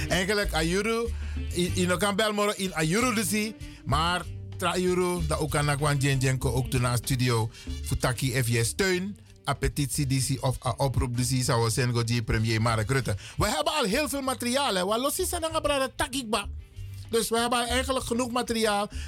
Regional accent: Netherlands; Ik ben een Hollander. Hollanders zijn witte Nederlanders, Bradagassa. En Nederlanders, dat zijn wij met z'n allen.

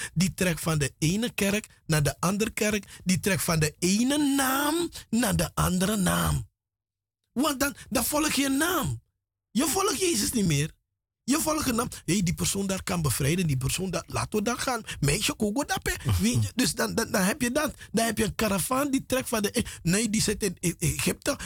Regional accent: Paramaribo, Paramaribo District, Suriname; moved away as an adult; now in Netherlands; ik ben in Paramaribo grootgebracht. Vanaf mijn derde jaar, derde, vierde jaar ben ik in Paramaribo grootgebracht.

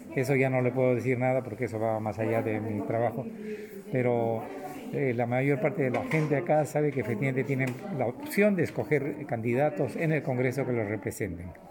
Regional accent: Peru; now in Netherlands; somos pocos peruanos en este país

